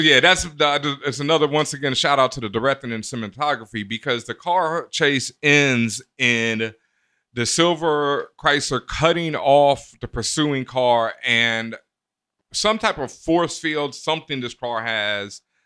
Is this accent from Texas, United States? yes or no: yes; Houston, Texas, United States; moved away; I grew up in Houston, and Houston, I experienced so much overt racism in my face that it was different when I moved up east